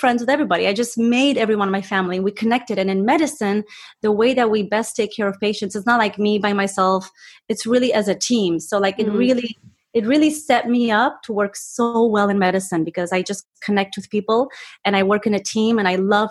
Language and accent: English; Romania; moved away; I was born in Romania, and my parents, my dad was a surgeon